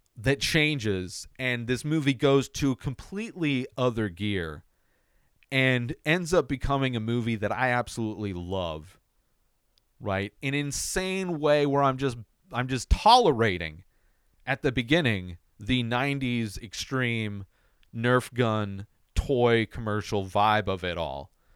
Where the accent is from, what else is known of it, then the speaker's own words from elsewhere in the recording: United States; as an American